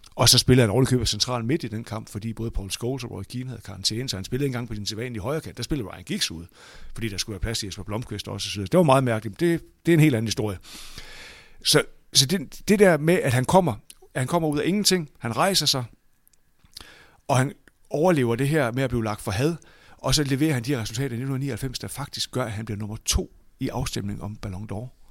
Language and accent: Danish; Aalborg, North Denmark Region, Denmark; jeg kommer fra Aalborg, så jeg er ligesom vokset op på, jeg voksede op på cementen i, på Aalborg Stadion der i 70'erne og 80'erne